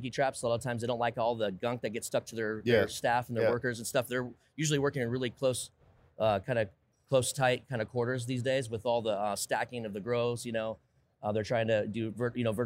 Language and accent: English; Sebastopol, California, United States; I'm personally from Sebastopol, which is Sonoma County, California.